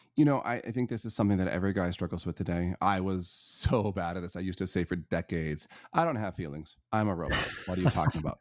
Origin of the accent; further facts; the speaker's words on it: Northern Michigan, United States; I was born in Northern Michigan to a a pretty abusive family